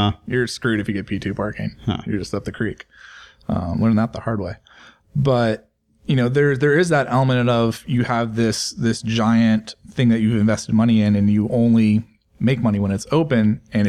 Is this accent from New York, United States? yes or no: no; California, United States; I'm a transplant from California.